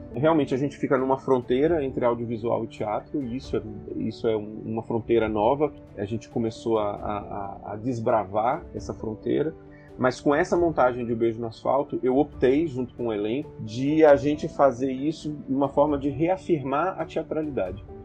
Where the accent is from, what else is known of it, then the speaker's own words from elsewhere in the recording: Bahia, Brazil; accent: Bahian; o sotaque baiano, a gente tem um sotaque que a gente imprime bastante no texto